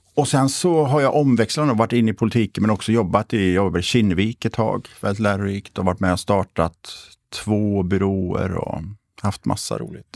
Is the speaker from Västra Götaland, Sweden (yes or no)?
yes; Borås, Västra Götaland, Sweden; now in Stockholm, Sweden; jag är född och uppvuxen i Borås